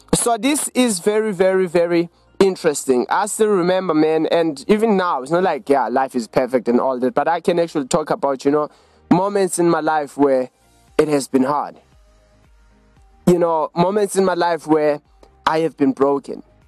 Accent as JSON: {"language": "English", "town": "Johannesburg", "region": "Gauteng", "country": "South Africa", "said": "We are from Johannesburg in South Africa."}